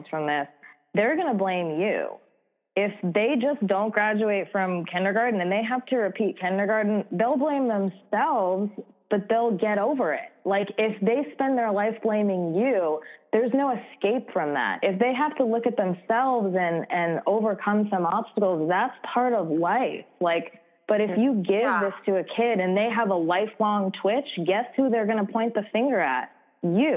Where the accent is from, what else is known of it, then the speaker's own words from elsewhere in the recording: New York, United States; I grew up in New York